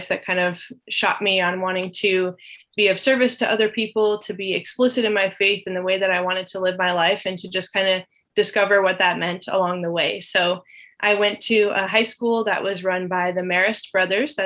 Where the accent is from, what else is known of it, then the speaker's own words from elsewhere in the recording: New Jersey, United States; now in Eastern Kentucky, United States; I'm from New Jersey originally